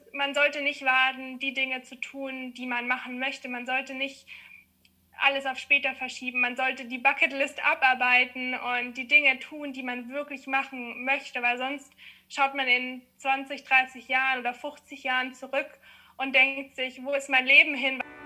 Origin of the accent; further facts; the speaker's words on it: Munich, Bavaria, Germany; ich komme aus München